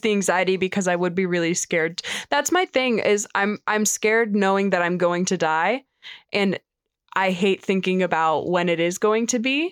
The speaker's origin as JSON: {"language": "English", "region": "Florida", "country": "United States", "tie": "born or raised there", "also_born_or_lived": "Minnesota", "moved": "as an adult", "said": "I hated growing up in Florida"}